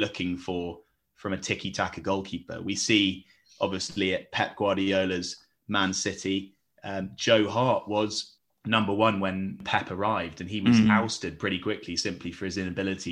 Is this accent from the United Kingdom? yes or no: yes; England, United Kingdom; we as English viewers